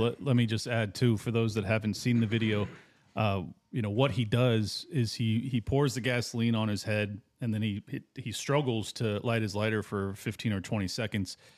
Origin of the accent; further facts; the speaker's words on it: San Diego, California, United States; I grew up in San Diego, right next to Camp Pendleton